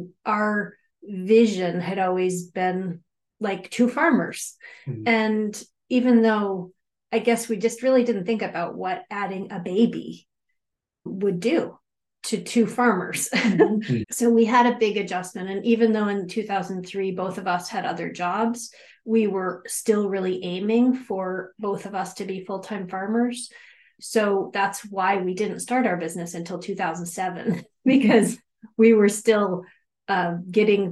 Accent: near Bangor, Maine, United States; now in Freedom, United States; I grew up near Bangor, Maine

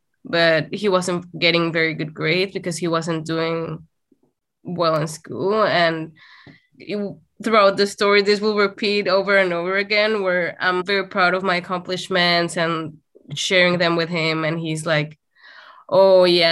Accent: Saltillo, Coahuila, Mexico; moved away; We dated in my hometown, which was Saltillo, Coahuila, and which is in the north of Mexico

